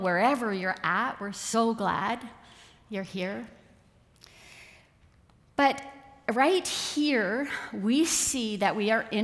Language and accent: English; Vancouver Island, British Columbia, Canada; I grew up on Vancouver Island